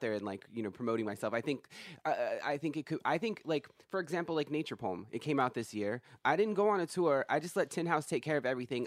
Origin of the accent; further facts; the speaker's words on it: Kumeyaay reservation, inland California, United States; I'm from an Indian reservation